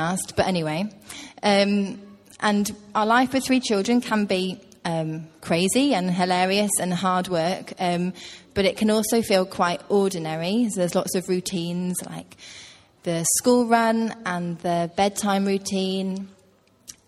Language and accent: English; Hereford, West Midlands, United Kingdom; now in Teesside, United Kingdom; I grew up in Hereford, which is in the West Midlands, quite near Wales.